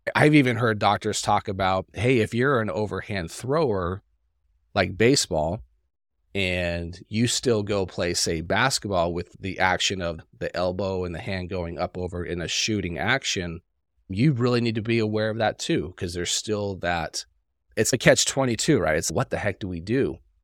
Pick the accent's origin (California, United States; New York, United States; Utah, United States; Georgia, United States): Utah, United States; Salt Lake City; I grew up in Salt Lake City, so it's a colder climate